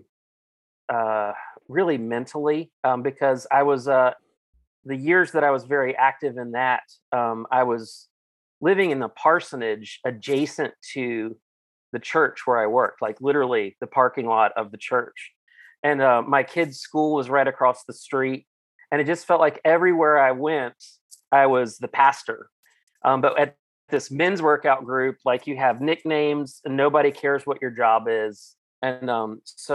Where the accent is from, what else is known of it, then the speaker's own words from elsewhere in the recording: Cumberland County, Virginia, United States; now in Chapel Hill, United States; I grew up in Cumberland County, Virginia, in the middle of nowhere, and now call Chapel Hill, North Carolina, my home.